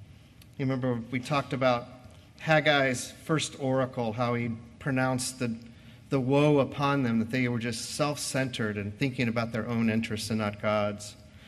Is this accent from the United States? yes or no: yes; United States